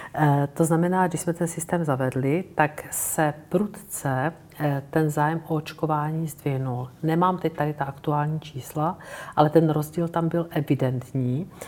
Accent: Brno, South Moravian Region, Czechia; já jsem z Brna

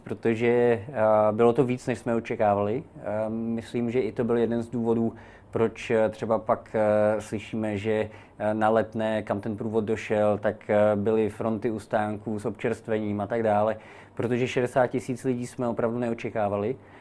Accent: Prague, Czechia; já jakožto rodilý Pražák, který má k tomu městu velký intenzivní vztah

